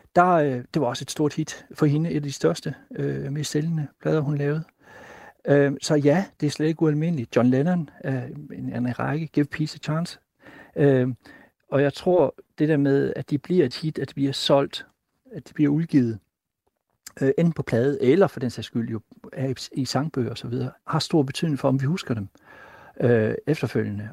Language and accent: Danish; Himmerland, North Denmark Region, Denmark; jeg voksede op i Himmerland